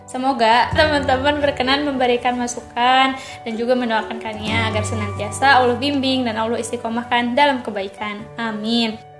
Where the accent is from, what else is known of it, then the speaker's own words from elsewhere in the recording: Bandung, West Java, Indonesia; also born or lived in Cicalengka, Majalaya; Lahir di Bandung, asli dari Sunda